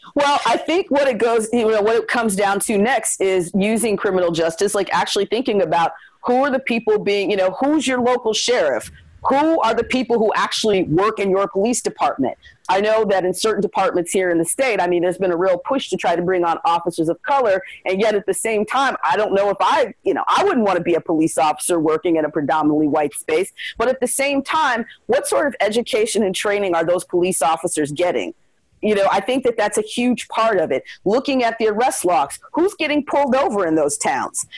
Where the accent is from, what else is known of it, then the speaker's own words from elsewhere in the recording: Chicago, Illinois, United States; moved away as an adult; now in Maine, United States; I was born and raised in Chicago